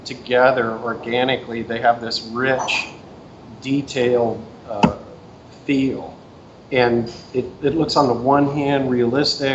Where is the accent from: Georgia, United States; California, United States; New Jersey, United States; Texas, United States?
Texas, United States; Houston; born or raised there; now in Seattle, United States